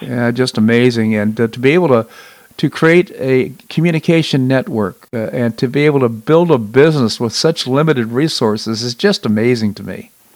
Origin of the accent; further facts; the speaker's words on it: Washington, District of Columbia, United States; I grew up in Washington, D.C.